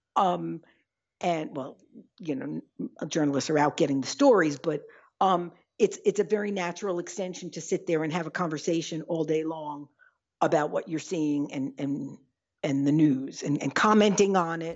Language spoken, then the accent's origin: English; New York, United States; now in Midwest, United States; I was just in New York, which is my hometown